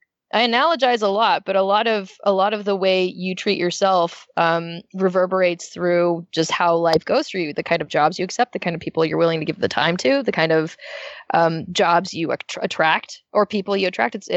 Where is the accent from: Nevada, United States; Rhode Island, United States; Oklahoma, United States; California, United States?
Nevada, United States; Las Vegas; also born or lived in San Diego / Orange County; now in Los Angeles, United States; I'm actually from Las Vegas, so L.A. is colder for me.